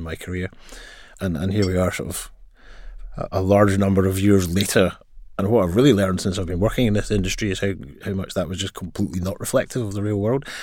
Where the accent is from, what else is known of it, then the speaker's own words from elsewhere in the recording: Glasgow, Scotland, United Kingdom; as you may tell from my accent, I grew up in Glasgow. I also studied in Glasgow.